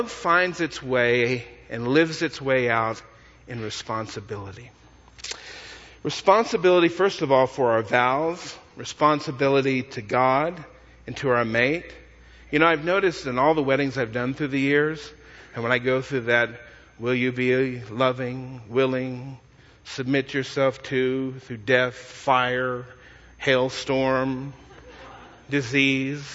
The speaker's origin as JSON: {"language": "English", "region": "Texas", "country": "United States", "said": "I come from Texas."}